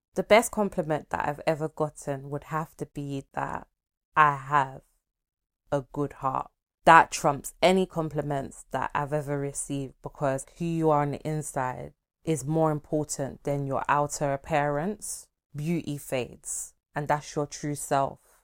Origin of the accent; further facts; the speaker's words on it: Nigeria; I'm a Nigerian, Igbo to be precise.